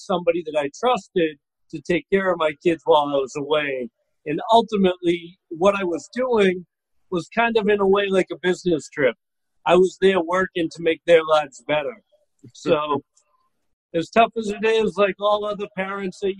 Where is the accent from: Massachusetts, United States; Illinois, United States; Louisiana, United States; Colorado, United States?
Massachusetts, United States; Boston; moved away as an adult; now in Florida, United States; originally I'm from Boston. I live in Florida now, like any smart Bostonian does when they come of age.